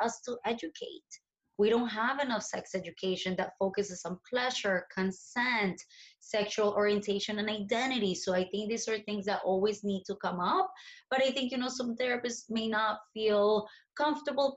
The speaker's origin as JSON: {"language": "English", "country": "Colombia", "tie": "born or raised there", "moved": "yes", "said": "I was born in Colombia and I grew up in Colombia in the 90s"}